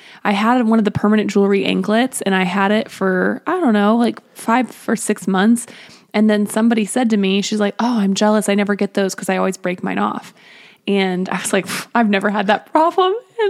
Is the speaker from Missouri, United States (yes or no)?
yes; Springfield, Missouri, United States; I'm from Springfield, Missouri, and I would have, like, I grew up in Glendale District, but I went to Central across town because I was in the International Baccalaureate program.